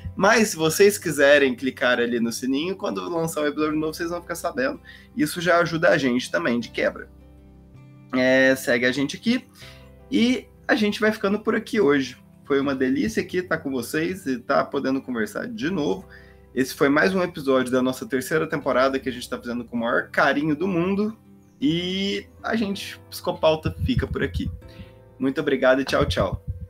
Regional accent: Minas Gerais, Brazil; accent: Minas Gerais; às vezes ouve meu sotaque até de Minas Gerais

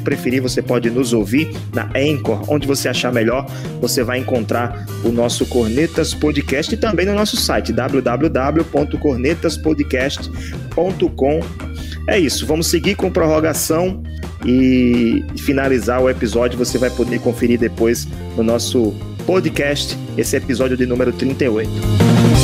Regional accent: Rio Grande do Norte, Brazil; somos aqui do Rio Grande do Norte

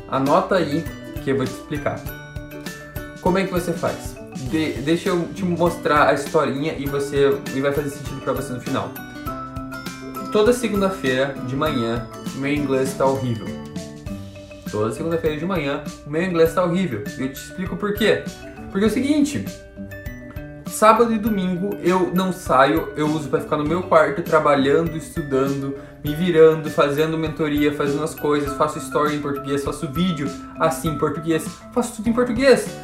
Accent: Curitiba, Paraná, Brazil; moved away as an adult; now in United States; Eu estudava no Colégio Internacional de Curitiba, tinha uma bolsa por lá, estudei lá por 4 anos

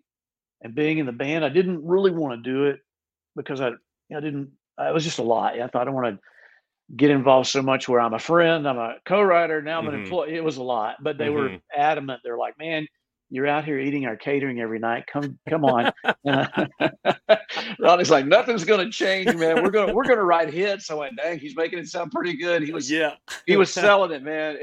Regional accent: Austin, Texas, United States; growing up in Austin forever

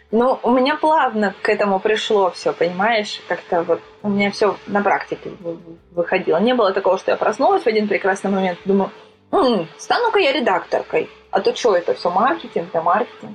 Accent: Sochi, Krasnodar Krai, Russia; moved away as an adult; now in Moscow, Russia; я вообще родом из Сочи, и Из Сочи я уехала лет шесть, наверное, назад

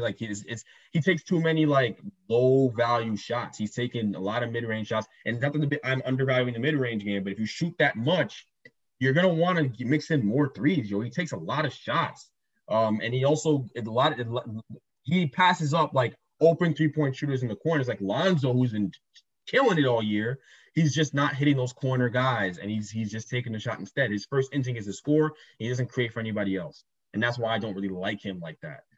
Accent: New Jersey, United States; we're from Jersey.

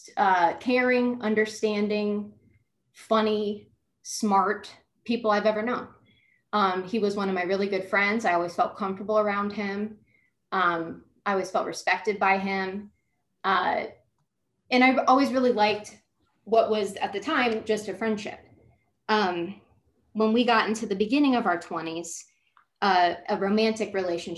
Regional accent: Columbus, Ohio, United States; moved away as an adult; now in Florida, United States; I'm from Columbus, Ohio. I'm from a really large family.

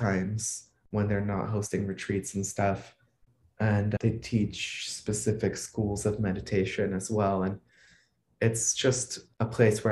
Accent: Atlanta, Georgia, United States; moved away as an adult; also born or lived in New York City / Cuba (ancestry); now in Hudson, United States; I grew up in Atlanta

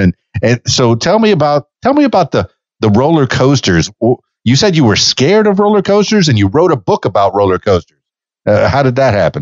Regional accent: Miami, Florida, United States; I'm from Miami

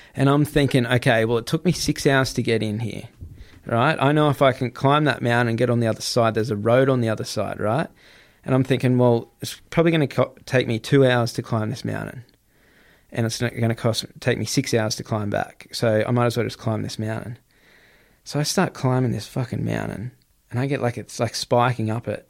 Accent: Gold Coast, Queensland, Australia; I'm Australian, man. I grew up on the Gold Coast

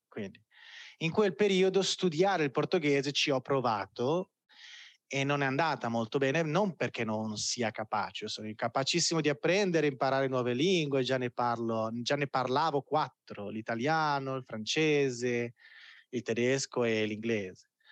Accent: Italy; moved away as an adult; now in Belo Horizonte, Brazil; Io ho bisogno di conterranei qua a Bell'Orizzonte

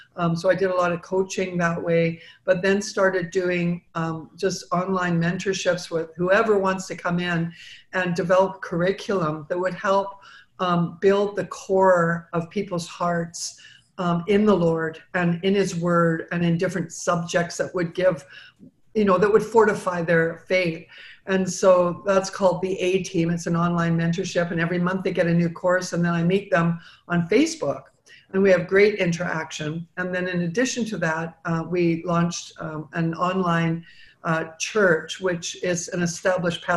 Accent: Vancouver, British Columbia, Canada; moved away as an adult; now in United States; I was born and raised in Vancouver, Canada

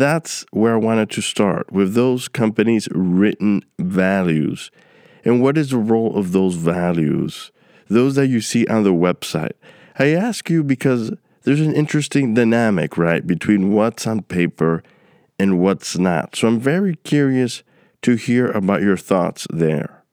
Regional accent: New York City, New York, United States; also born or lived in Queens; growing up in New York City

